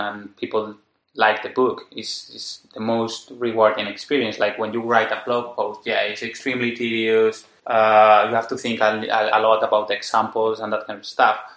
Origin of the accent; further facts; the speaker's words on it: Madrid, Community of Madrid, Spain; I'm from Madrid